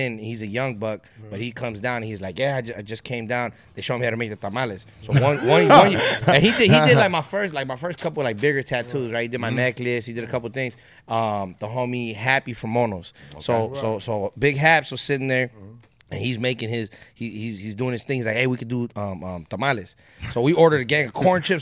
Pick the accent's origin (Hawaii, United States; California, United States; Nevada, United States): California, United States; Inland Empire, San Bernardino County; I'm from the Inland Empire. So in San Bernardino County